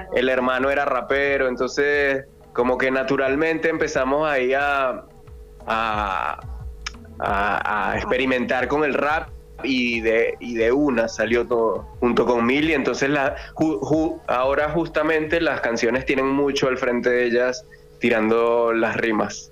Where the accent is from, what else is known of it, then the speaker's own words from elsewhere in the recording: Venezuela; now in Argentina; yo soy venezolano.